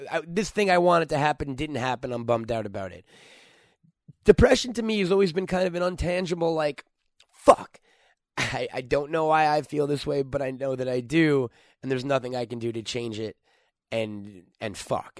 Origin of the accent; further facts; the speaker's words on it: New York, United States; moved away as an adult; now in Los Angeles, United States; I'm from New York. I moved out here to try to work in the film or entertainment business